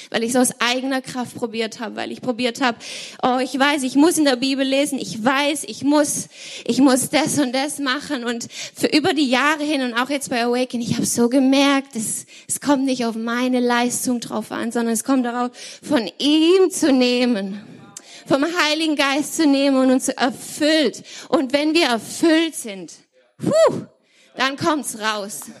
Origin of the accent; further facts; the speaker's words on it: Germany; Es ist wirklich so ein Privileg, hier zu sein und hier zu sein als Deutsche und einfach auch zu sehen, was Gott hier in Deutschland tut.